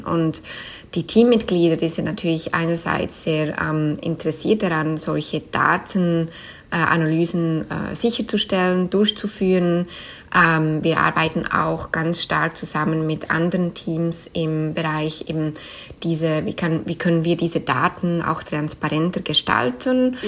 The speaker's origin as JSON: {"language": "German", "country": "Switzerland", "tie": "born or raised there", "first_language": "Swiss German", "second_language": "German", "moved": "as an adult", "lives_now": "New York, United States", "said": "Schweizerisch ist natürlich meine Muttersprache, wo ich aufgewachsen bin"}